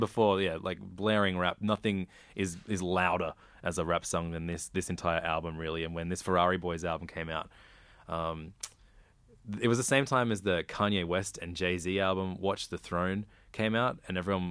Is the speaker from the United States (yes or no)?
no; Sydney, New South Wales, Australia; I grew up first in Normanhurst and then in Wirunga, but in between both those suburbs is Hornsby